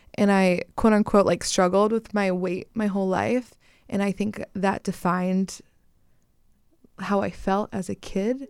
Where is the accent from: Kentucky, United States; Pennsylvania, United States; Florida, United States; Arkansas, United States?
Pennsylvania, United States; moved away as an adult; now in Los Angeles, United States; I am originally from Pennsylvania